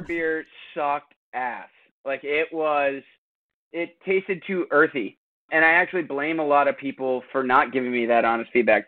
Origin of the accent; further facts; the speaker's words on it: Portola Valley, California, United States; now in Maine, United States; Tyler and I, my brother-in-law, we grew up in Portola Valley, California together